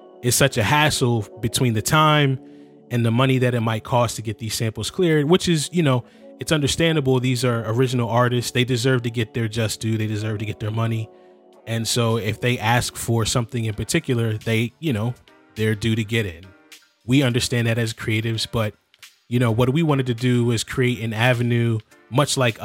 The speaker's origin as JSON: {"language": "English", "town": "Philadelphia", "region": "Pennsylvania", "country": "United States", "said": "we're all from the Philadelphia area"}